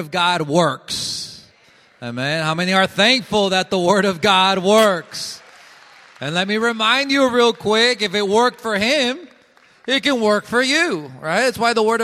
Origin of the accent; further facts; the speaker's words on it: Colombia; now in Jackson, United States; I am from Colombia